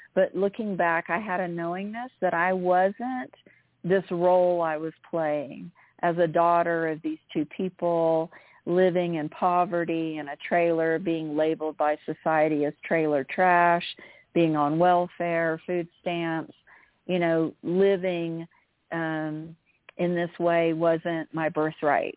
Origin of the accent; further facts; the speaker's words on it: Central Florida, United States; I lived in Central Florida